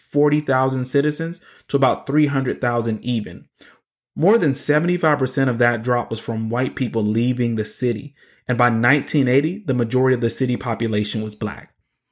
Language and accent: English; Birmingham, Alabama, United States; Growing up in Birmingham, I learned from conversations I overheard adults having that most of the white families that used to live in the city and send their kids to city schools had moved out to the suburbs